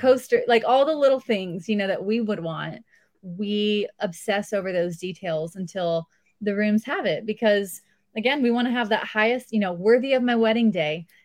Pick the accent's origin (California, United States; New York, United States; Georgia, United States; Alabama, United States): California, United States; outside Los Angeles, Southern; moved away as an adult; also born or lived in San Diego, California; now in Tennessee, United States; I grew up about thirty-five minutes outside of L